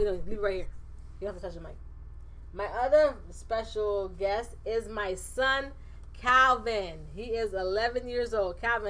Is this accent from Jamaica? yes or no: yes; Jamaica; moved away as an adult; This podcast started off as something that I did just after I came from Jamaica back in 2014